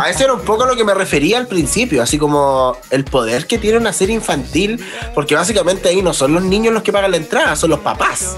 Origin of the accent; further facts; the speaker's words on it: Chile; soy de Chile